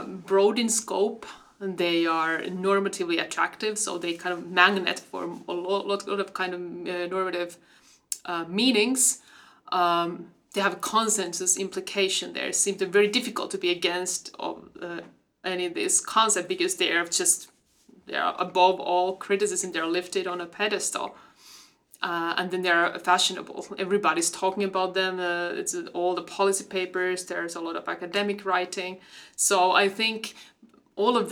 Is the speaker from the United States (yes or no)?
no; Finland; I come from Finland